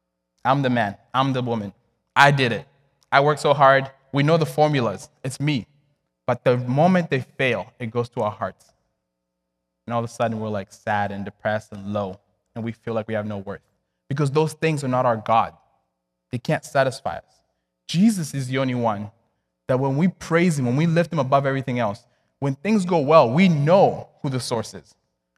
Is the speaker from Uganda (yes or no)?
no; DR Congo; I was born and raised in Congo. And back then, like, we had family prayer every single night.